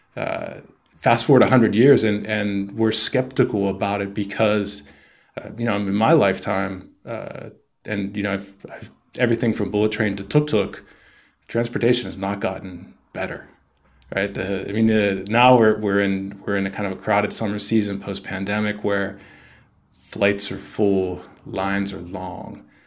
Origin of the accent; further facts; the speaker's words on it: United States; moved away as an adult; also born or lived in Shanghai / Tokyo; growing up in the States